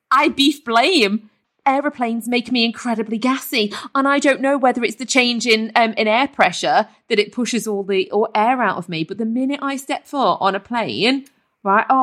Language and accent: English; Liverpool, North West England, United Kingdom; I am from Liverpool, so I'm so sorry if this is offensive for the people from Liverpool.